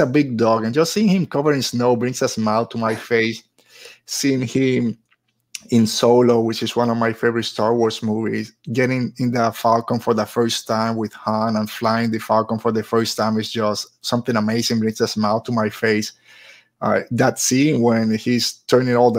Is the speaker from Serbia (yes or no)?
no; Puerto Rico; moved away; I grew up in Puerto Rico